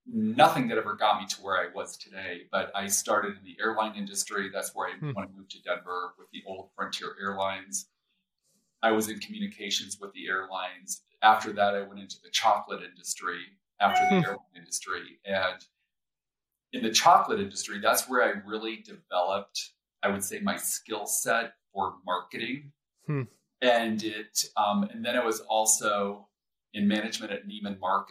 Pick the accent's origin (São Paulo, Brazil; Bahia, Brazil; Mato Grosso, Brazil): São Paulo, Brazil; also born or lived in Rio de Janeiro, Brazil; now in Colorado, United States; I grew up in Brazil. So in specifically Sao Paulo, and spent time in Rio.